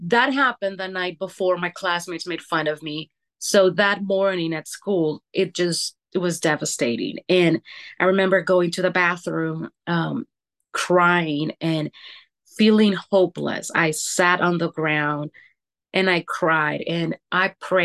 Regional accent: Honduras; now in Oregon, United States; I was born and raised in Honduras.

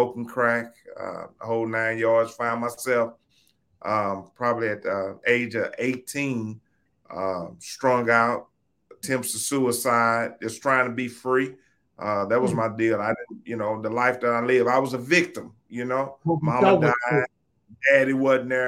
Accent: St. Louis, Missouri, United States; now in Houston, United States; I'm originally from St. Louis, Missouri. Born and raised on the west side of St. Louis.

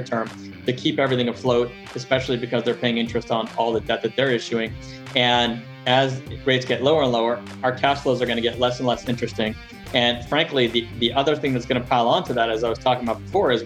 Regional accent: Montreal, Quebec, Canada; moved away as an adult; also born or lived in Los Angeles, United States; now in United States; I'm originally from Montreal, Canada. Grew up there, lived about half my life there and half my life in the U.S. Came down to the U.S. in 98.

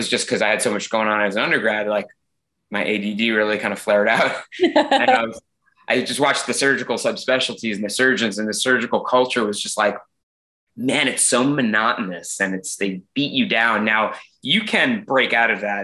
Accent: Long Island, New York, United States; moved away as an adult; also born or lived in North Carolina / Los Angeles; I grew up in Long Island, went to college in North Carolina

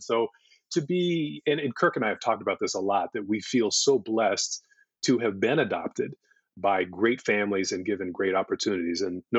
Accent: Central California, United States; also born or lived in Da Nang, Vietnam / San Francisco, California; I spent about 10 months there in the orphanage and eventually was adopted by a family in California, a Swedish and Irish family in California, and raised in Central California, right in the middle of the state, with an older sister and a younger sister.

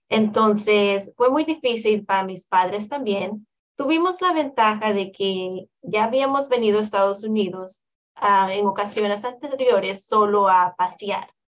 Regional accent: El Salvador; moved away; also born or lived in Houston; Yo soy del Salvador, lo cual es un país totalmente pequeño. Comparado a la ciudad de Houston a la que me moví, fue, el cambio fue extremadamente grande.

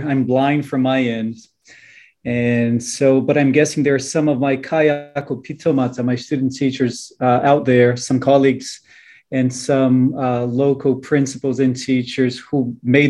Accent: Brazil; moved away as an adult; now in New Zealand; Of course, I'm Brazilian by birth. But I've been calling Aotearoa New Zealand home for more than 12 years now

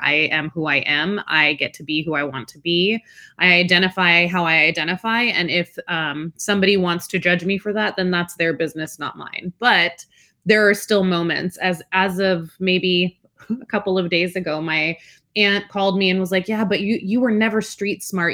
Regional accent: Alaska, United States; first language Spanish; English is a second language; also born or lived in Washington / Belmont, California; now in California, United States; I actually grew up in Alaska, which is pretty out there

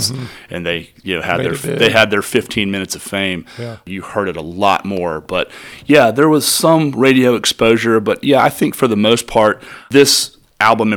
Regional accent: Marietta, Georgia, United States; I grew up in the Atlanta area in Marietta, Georgia.

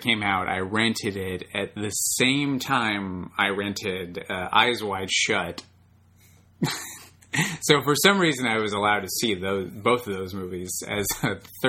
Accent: Long Beach, California, United States; we're from Long Beach

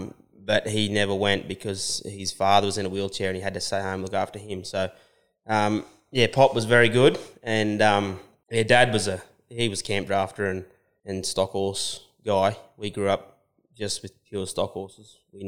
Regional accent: Dungog, New South Wales, Australia; also born or lived in Dubbo; Hunter Valley. The first sort of 12 years that I was around was Dungog, and then we moved out west around Dubbo.

